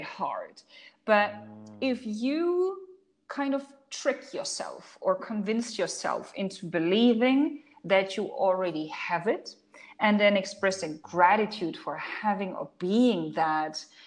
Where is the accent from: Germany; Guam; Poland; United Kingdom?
Germany; first language German; English is a second language; now in Dubai, United Arab Emirates; I'm German. I'm fluent in German. That's my mother tongue